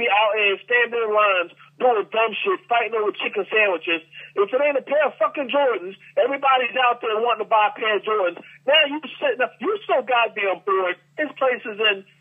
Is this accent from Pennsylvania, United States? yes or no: yes; Philadelphia, Pennsylvania, United States; now in Atlanta, United States; My hometown Philly